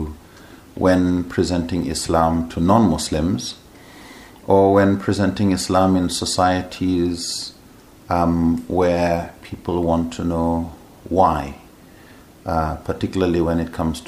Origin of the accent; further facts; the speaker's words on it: Nigeria; also born or lived in Edinburgh, Scotland / Amman, Jordan; I come from Nigeria, mm-hmm. born there, mm-hmm. and grew up there for most of my life.